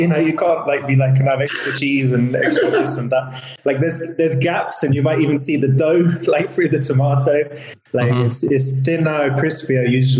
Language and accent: English; England, United Kingdom; But what I would say is, as an English person, one of the most popular foods